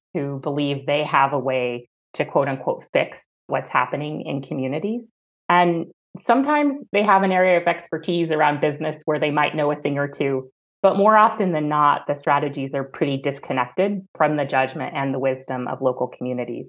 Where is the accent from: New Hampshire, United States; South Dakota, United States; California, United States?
California, United States; Orange County; I grew up in Orange County, California